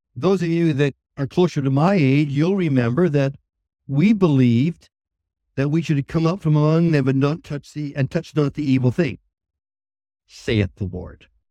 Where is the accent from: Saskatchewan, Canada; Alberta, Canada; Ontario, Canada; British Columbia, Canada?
Saskatchewan, Canada; Saskatoon; moved away; also born or lived in Montreal; I was raised in Saskatoon